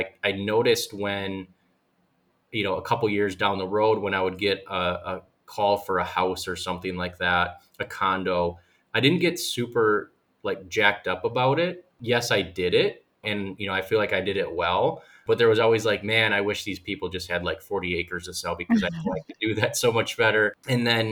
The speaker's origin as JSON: {"language": "English", "town": "West Bend", "region": "Wisconsin", "country": "United States", "tie": "born or raised there", "said": "I'm originally from West Bend, and I was born and raised, still live there"}